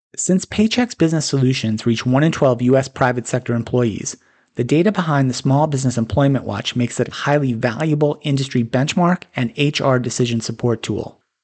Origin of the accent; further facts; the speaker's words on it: North Carolina, United States; my home state, North Carolina